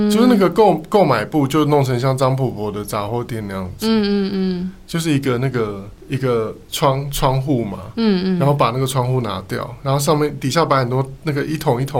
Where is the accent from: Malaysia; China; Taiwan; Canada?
Taiwan; southern Taiwan; now in Taipei, Taiwan; 像我们这样子从南部来到台北发展的青年，嗯、我们现在已经变中年了。